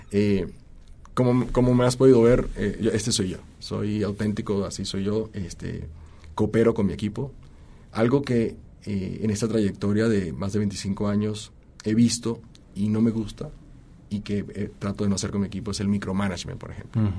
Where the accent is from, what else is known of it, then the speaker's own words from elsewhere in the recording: Colombia; now in Mexico; Este, mi origen, de hecho, es colombiano. tengo ocho años viviendo en México. Y en desde que salí de Colombia, eh, siempre he sido un extranjero.